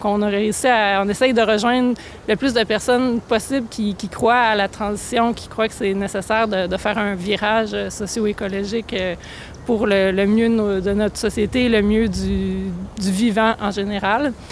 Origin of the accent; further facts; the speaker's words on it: Sherbrooke, Quebec, Canada; moved away as an adult; also born or lived in Montreal / Buenos Aires; now in Saguenay, Canada; Euh, je suis originaire de Sherbrooke, en Estrie. Euh, je suis restée là une vingtaine d'années. Puis après ça, euh, entre autres, j'ai étudié à Québec, j'ai étudié à Montréal, j'ai fini mon bac multidisciplinaire à Buenos Aires, en Argentine.